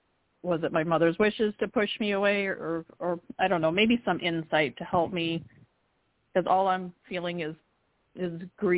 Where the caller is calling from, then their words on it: Florida, United States; also born or lived in Canada; I'm calling from Florida